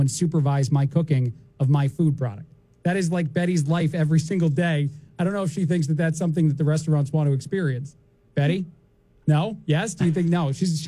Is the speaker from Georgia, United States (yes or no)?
no; New Jersey, United States; now in Bloomington, United States; when I was growing up in Jersey